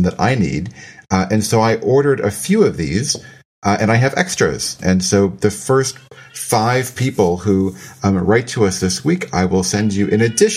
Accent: United States; As an American

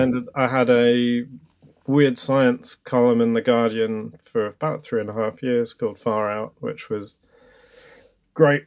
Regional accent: London, United Kingdom; I grew up in London

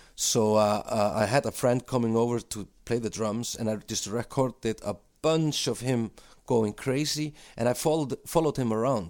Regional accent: Iceland; also born or lived in London; we're two guys from Iceland

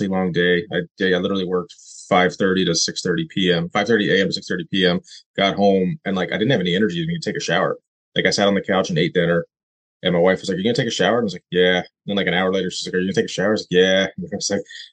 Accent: United States; I am from America. I'm American.

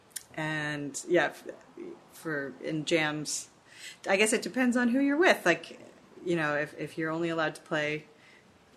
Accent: Menlo Park, California, United States; We grew up like not far from this camp. We're from Menlo Park, which is just an hour north of where we are right now

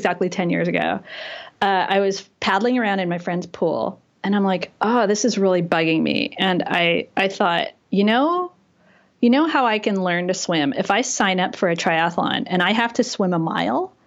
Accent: Los Angeles, California, United States; now in San Francisco, United States; I grew up in Los Angeles

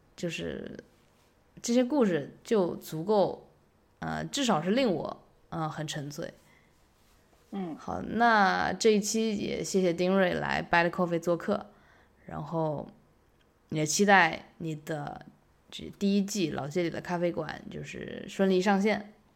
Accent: Yangzhou, Jiangsu, China; moved away; 我家乡啊，扬州比较像

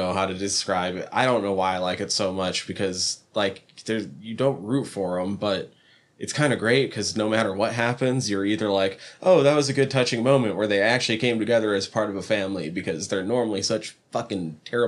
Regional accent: Superior, Montana, United States; I'm from Superior

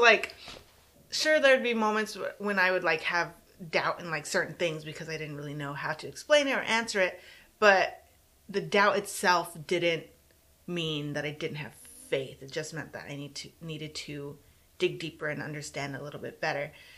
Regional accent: San Antonio, Texas, United States; San Antonio, Texas, South Side

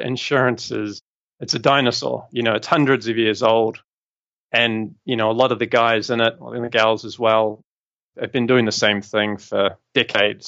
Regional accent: New Zealand; moved away as an adult; also born or lived in London, United Kingdom; I'm obviously from New Zealand originally

